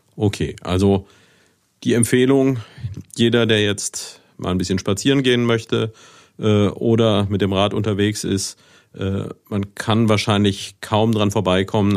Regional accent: Neuwied, Rhineland-Palatinate, Germany; ich habe einige Jahre meiner Jugend in Niederbiber gelebt

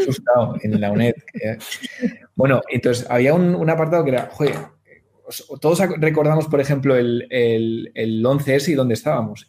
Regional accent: Spain; entre Guadalajara, Madrid y Valladolid, ¿no? Que es, es mi tierra

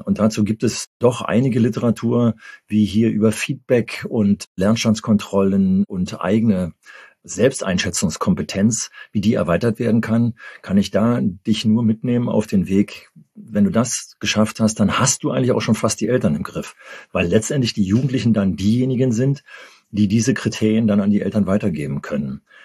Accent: Berlin, Germany; bei uns in Berlin

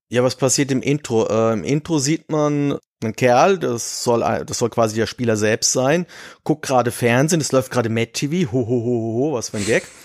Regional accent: Giessen, Hesse, Germany; ich bin eigentlich gebürtiger Gießner, allerdings zu dem Zeitpunkt, wo ich auf die Welt gekommen bin, war das nicht Gießen, sondern Lahn

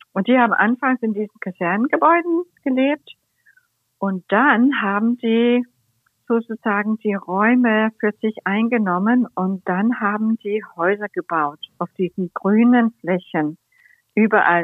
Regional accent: Copenhagen, Capital Region of Denmark, Denmark; German is a second language; moved away as an adult; also born or lived in Cologne / Berlin; meine Lieblingsstadt, meine Heimatstadt

